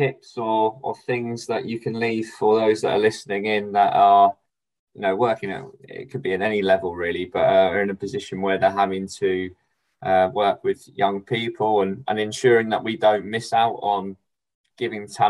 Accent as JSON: {"language": "English", "region": "England", "country": "United Kingdom", "said": "as an Englishman"}